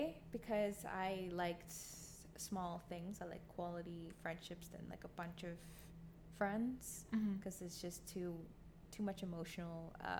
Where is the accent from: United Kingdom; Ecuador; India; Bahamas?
Bahamas; now in Canada; because obviously I'm not Canadian, and I never identified myself as one. I was Bahamian, but like, they'll be like, oh, you don't sound Caribbean.